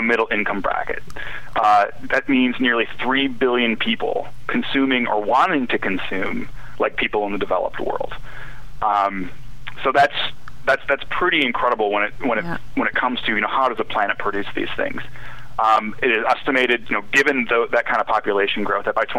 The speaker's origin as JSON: {"language": "English", "region": "Midwest", "country": "United States", "tie": "born or raised there", "also_born_or_lived": "the South / Washington, D.C. / Arkansas", "moved": "as an adult", "said": "I grew up in the Midwest, and I'd lived most of my adult life in the South"}